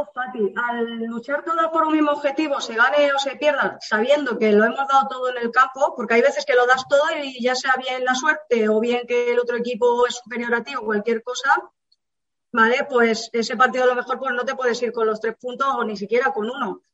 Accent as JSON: {"language": "Spanish", "region": "Andalusia", "country": "Spain", "moved": "yes", "said": "yo vengo de Andalucía, mi padre jugaba en el Linares hace muchísimos años, Entonces, claro, yo desde bien pequeña a mí me llevaba al campo"}